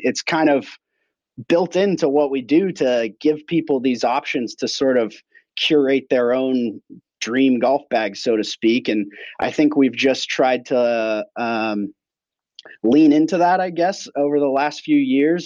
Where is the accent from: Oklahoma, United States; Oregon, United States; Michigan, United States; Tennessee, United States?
Oregon, United States; Portland; I grew up here in Portland